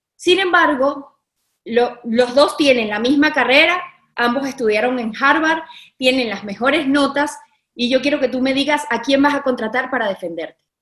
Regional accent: Caracas, Capital District, Venezuela; yo me, sentía varguense, aunque yo soy caraqueña

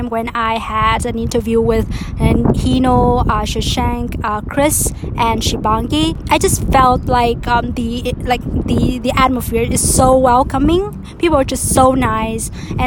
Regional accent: Vietnam; moved away as an adult; now in Boston, United States; I'm from Vietnam, but I've been in Boston for the past 3 years or so.

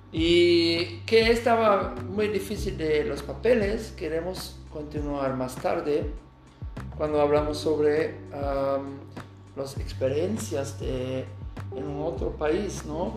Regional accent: Aachen, North Rhine-Westphalia, Germany; Spanish is a second language; also born or lived in Bilbao, Spain / Puebla, Mexico; Yo estoy de Alemania, de Aachen, que es una ciudad cerca de Colonia, de la frontera de Holanda y Bélgica.

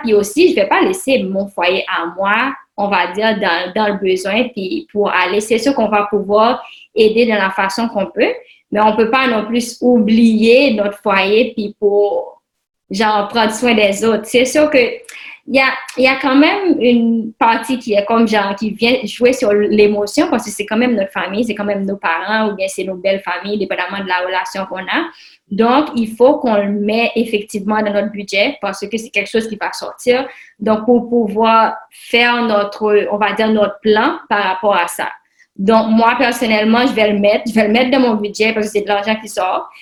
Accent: Haiti; now in Canada; je suis haïtienne, puis mes parents sont en Haïti

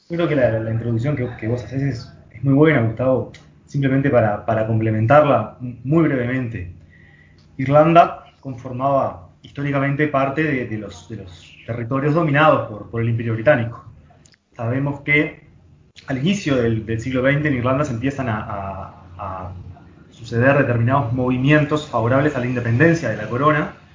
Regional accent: Uruguay; Vamos acá trabajando desde casa, como como muchos uruguayos

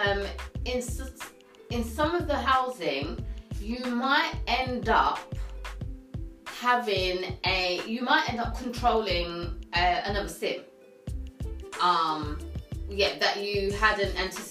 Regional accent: United Kingdom; we're British, we're from the UK

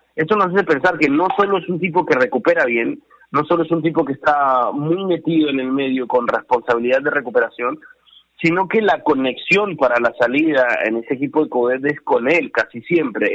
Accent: Peru; felices como peruanos

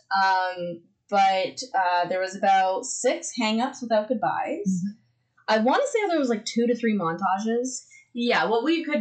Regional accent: Canada; We are the little children of Canada.

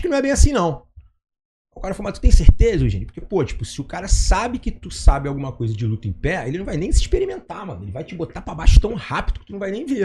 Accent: Rio de Janeiro, Brazil; Como carioca é muito despojado no jeito de falar

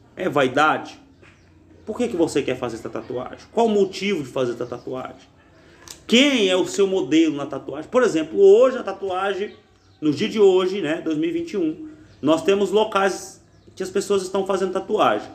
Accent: Brazil; na nossa juventude, na nossa geografia, no Brasil

